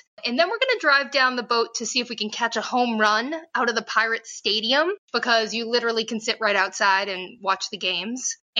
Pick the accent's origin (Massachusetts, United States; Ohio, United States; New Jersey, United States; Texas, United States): Massachusetts, United States; Boston; moved away as an adult; also born or lived in Philadelphia; now in Pittsburgh, United States; I am a second-year general fellow, originally from Boston. I did both med school and internal medicine residency at Penn in Philadelphia.